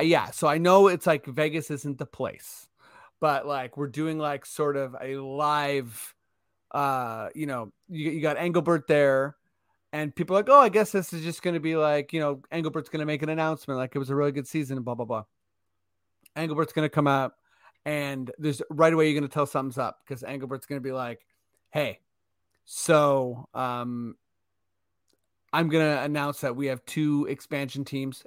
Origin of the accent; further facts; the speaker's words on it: Toronto, Ontario, Canada; we're from Toronto